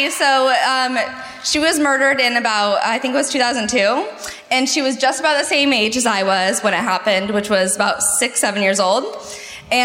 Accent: San Diego, California, United States; also born or lived in Alpine, California; I am from San Diego.

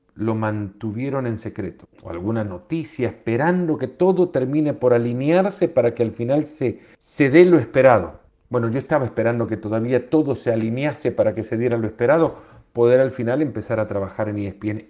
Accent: El Salvador; moved away; Crecí en un país, en El Salvador

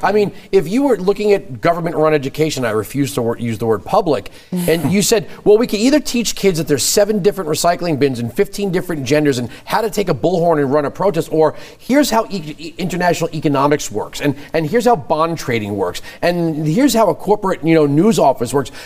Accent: New York, United States; I grew up in New York

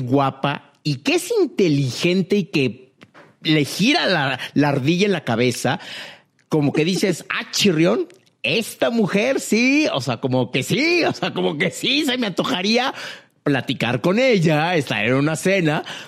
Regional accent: Mexico; yo como mexicano

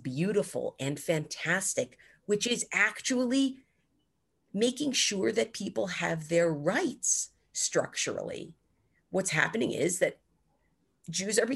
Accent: United States; an American Jew

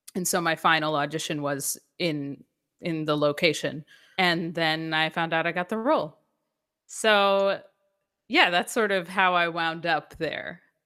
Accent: Atlanta, Georgia, United States; moved away as an adult; also born or lived in New York / New York City; I am from New York originally, I grew up in Atlanta

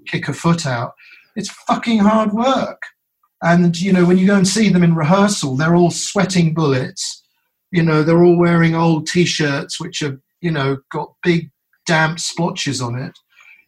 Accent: United Kingdom; now in United States; I'm a Brit originally

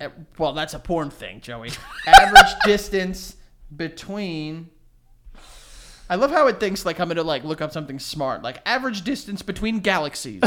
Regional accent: New York City, New York, United States; I grew up in New York City

